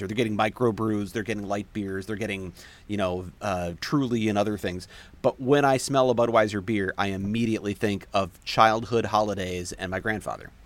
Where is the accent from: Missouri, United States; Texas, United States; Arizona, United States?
Missouri, United States; St. Louis; I grew up in Saint Louis